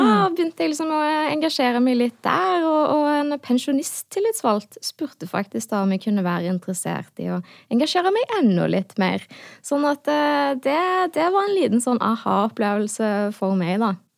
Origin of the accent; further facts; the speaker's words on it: Hå, Rogaland, Norway; jeg er folkevalgt da, i hjemkommunen min i Hå